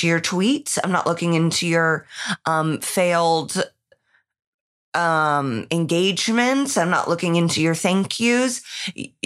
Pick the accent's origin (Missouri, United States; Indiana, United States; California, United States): Indiana, United States; Indianapolis; moved away; heads to my hometown